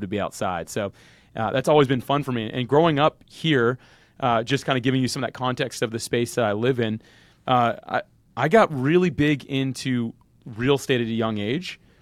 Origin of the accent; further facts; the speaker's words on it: Jacksonville, Florida, United States; I'm actually born and raised Jacksonville, Florida, still live there today